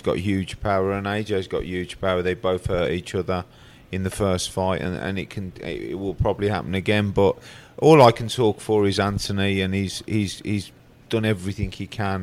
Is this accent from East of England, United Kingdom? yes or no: no; Birmingham, West Midlands, United Kingdom; I'm Brummie. I'm brought up in born in Brum.